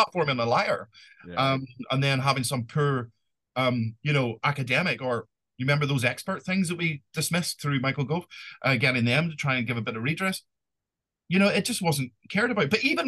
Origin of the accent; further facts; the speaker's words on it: Ireland; this is actually said to me as an Irishman